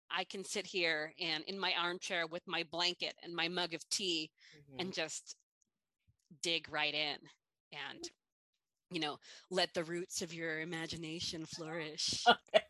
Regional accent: California, United States; now in Midwest, United States; as a Californian

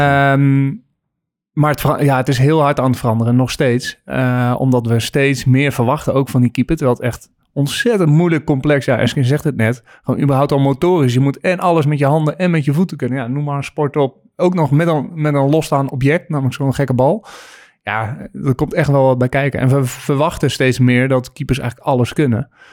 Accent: Friesland, Netherlands; als geboren Fries moest ik van mijn ouders eerst schaatsen

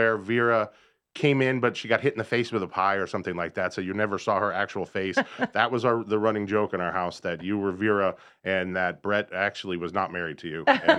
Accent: Arizona, United States; also born or lived in Pennsylvania; now in North Carolina, United States; I am from Arizona, which is unusual, because everyone that you meet here that's not from here are all from the Northeast.

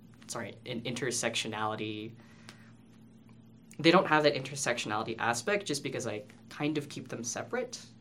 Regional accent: Canada; first language English; growing up, I was born here in Canada, and my parents figured it was better for me to learn English rather than to learn Filipino

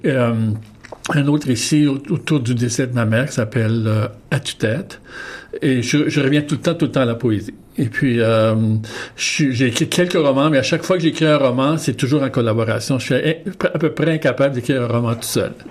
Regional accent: Winnipeg, Manitoba, Canada; moved away; je suis originaire de Saint-Boniface, au Manitoba

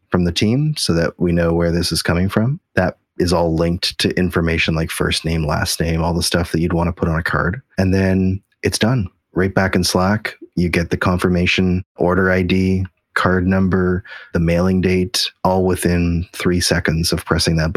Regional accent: Canada; As you know, Jason, I'm extremely Canadian.

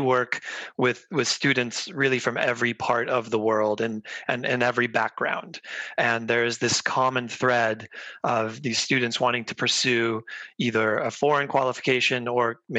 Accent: United States; moved away as an adult; now in United Kingdom; I grew up in the United States, and I'm a qualified U.S. lawyer.

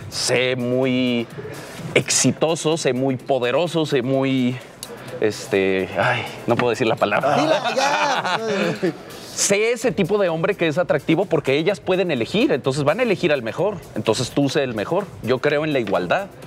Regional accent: Aguascalientes, Mexico; yo soy del norte, yo soy, bueno, no hay una duda, yo soy de Aguascalientes y en Aguascalientes

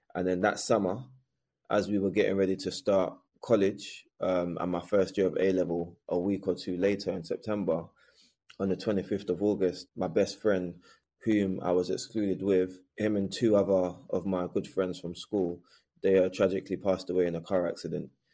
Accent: London, United Kingdom; I was raised in Bermondsey, southeast London, which is a notoriously racist area at the time

